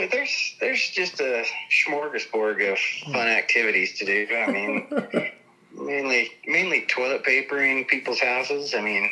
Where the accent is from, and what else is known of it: Peoa, Utah, United States